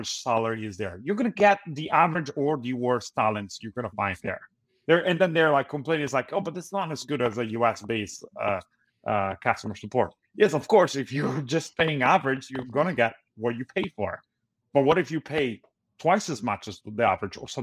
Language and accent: English; Italy; moved away as an adult; now in United States; I'm originally from Italy, so I had a lot of connections there.